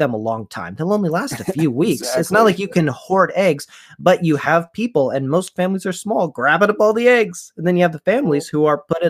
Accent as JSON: {"language": "English", "region": "Florida", "country": "United States", "tie": "born there", "also_born_or_lived": "Pennsylvania / Missouri / Texas", "lives_now": "Allentown, United States", "said": "I live in Allentown, Pennsylvania. So I love Pennsylvania. I was born in Florida, moved to Pennsylvania, then out to Missouri, then down to Texas, then back to Pennsylvania."}